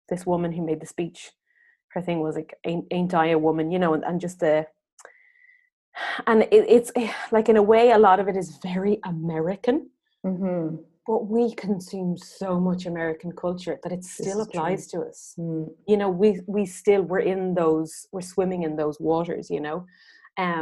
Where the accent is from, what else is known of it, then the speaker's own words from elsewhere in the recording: Ireland; now in France; I'm speaking to you as an Irish woman